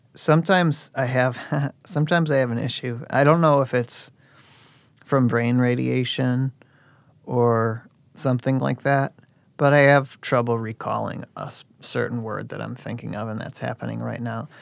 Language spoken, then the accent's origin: English; Oak Forest, Illinois, United States; I'm from Oak Forest